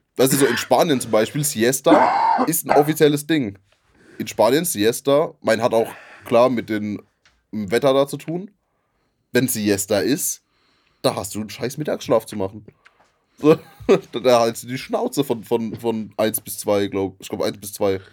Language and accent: German; Rhineland-Palatinate, Germany; in der Gegend, wo wir, wo ich herkomme, wird eher Wein getrunken